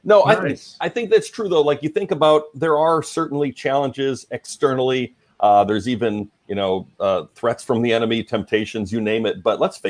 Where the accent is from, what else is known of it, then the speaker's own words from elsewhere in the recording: Alberta, Canada; I'm Canadian. So I grew up in Alberta, Canada, pastor's kid, grew up in the church, going to church like four times a week.